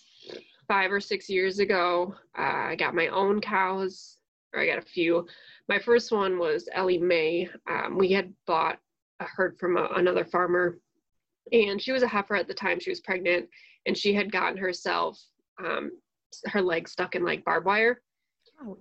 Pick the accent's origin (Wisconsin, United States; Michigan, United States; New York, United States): Wisconsin, United States; Waukesha County; I am originally from Waukesha County, Wisconsin, which is like southeast Wisconsin, not terribly far from Milwaukee